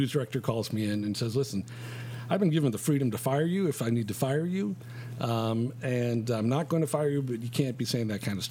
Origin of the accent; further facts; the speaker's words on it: Chicago, Illinois, United States; I grew up here in Chicago.